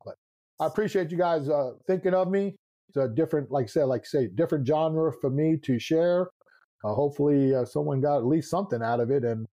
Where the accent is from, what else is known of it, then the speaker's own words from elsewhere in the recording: New York, United States; I'm a New Yorker, man. That's just the way it is, man.